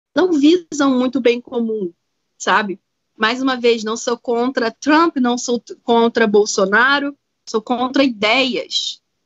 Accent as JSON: {"language": "Portuguese", "country": "Brazil", "also_born_or_lived": "Asheville, United States", "moved": "as an adult", "lives_now": "United States", "said": "eu sou brasileira"}